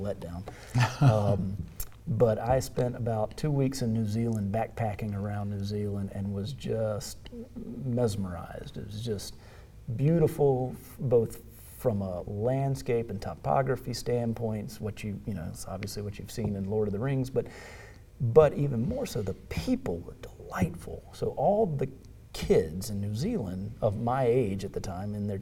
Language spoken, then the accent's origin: English; United States; as an American